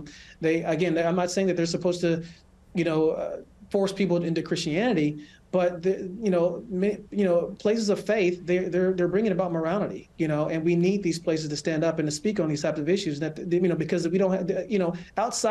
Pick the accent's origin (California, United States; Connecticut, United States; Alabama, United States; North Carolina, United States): California, United States; Los Angeles; moved away as an adult; also born or lived in Colorado Springs, Colorado; now in Michigan, United States; I grew up in California, and I spent the majority of my life there